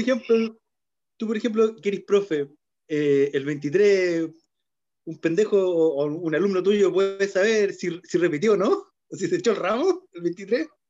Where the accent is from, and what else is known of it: Chile